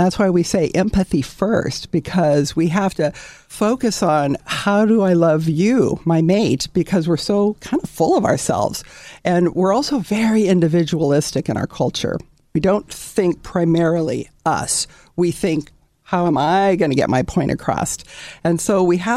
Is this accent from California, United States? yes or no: yes; Southern California, United States; I'm a native Californian to the marrow of my bones. I'm very proud Southern California.